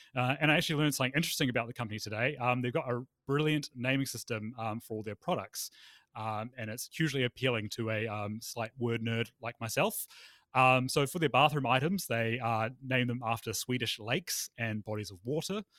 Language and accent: English; Palmerston North, Manawatū-Whanganui, New Zealand; my hometown, uh, Palmerston North